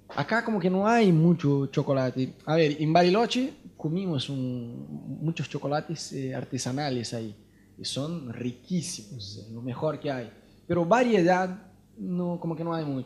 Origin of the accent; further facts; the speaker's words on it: Brazil; Spanish is a second language; moved away as an adult; now in Buenos Aires, Argentina; nosotros cuatro somos brasileños